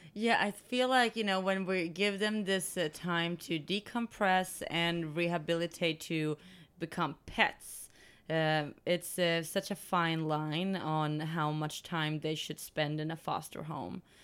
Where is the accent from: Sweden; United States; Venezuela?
Sweden; moved away; I'm from Sweden